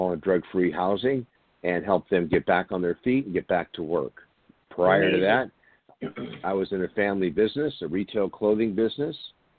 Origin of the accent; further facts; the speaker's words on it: San Diego, California, United States; I grew up here in San Diego, still here in San Diego, California